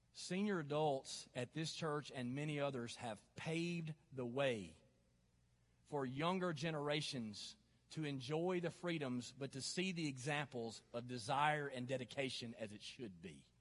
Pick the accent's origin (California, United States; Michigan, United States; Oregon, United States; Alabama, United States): Alabama, United States; North; Growing up in the South and North Alabama